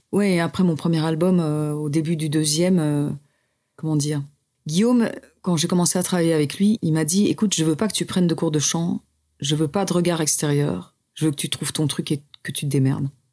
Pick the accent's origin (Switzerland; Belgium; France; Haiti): Belgium; Louvain-la-Neuve, Wallonia; born or raised there; now in Brussels, Belgium